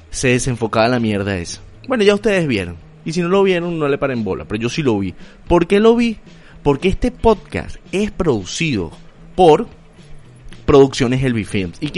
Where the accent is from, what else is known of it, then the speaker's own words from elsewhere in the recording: Venezuela; moved away; También a todos los venezolanos a vivir por haber, porque yo soy venezolano, luso descendiente, y van a poder vacilar de la misma manera. Este es un podcast para el mundo.